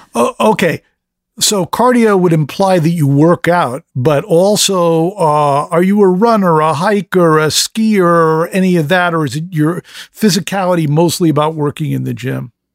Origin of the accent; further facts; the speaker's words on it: United States; I'm an American